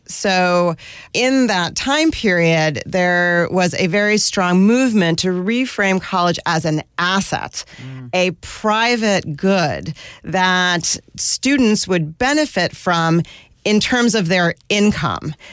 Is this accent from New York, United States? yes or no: yes; suburbs around New York, United States; also born or lived in northern New Jersey / Westchester; I grew up, uh, in different suburbs around New York. My dad lived in northern New Jersey and my mom lived in Westchester, and I commuted to the Bronx for school